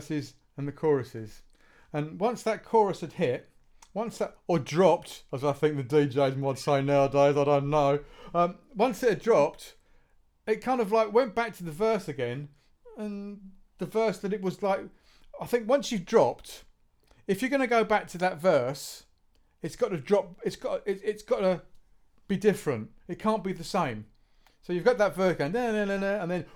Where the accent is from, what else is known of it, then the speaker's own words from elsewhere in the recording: Southampton, South East England, United Kingdom; we're all from Southampton or around that region down here